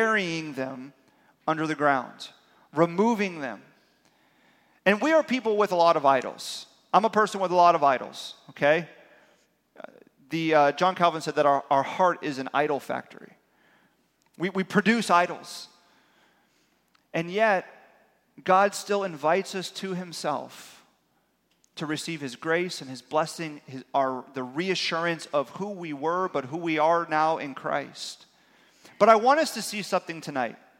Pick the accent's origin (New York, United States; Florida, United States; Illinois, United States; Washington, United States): Florida, United States; South; born and raised in South Florida